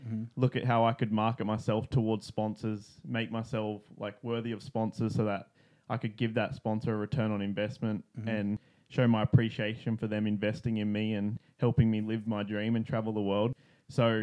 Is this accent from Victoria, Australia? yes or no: no; Sunshine Coast, Queensland, Australia; moved away; also born or lived in Texas; I'm from Sunshine Coast in Australia